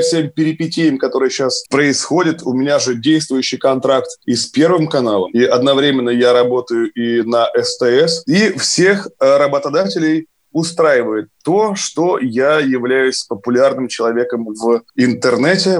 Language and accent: Russian; Kirov, Kirov Oblast, Russia; Я из Кирова, да, и по татуировке у меня на пояснице, там еще написано поверх Кирова и Вятка, и Хлынов